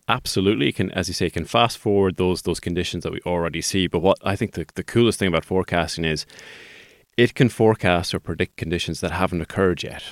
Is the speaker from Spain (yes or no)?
no; Sligo, Connacht, Ireland; I'm a Sligo man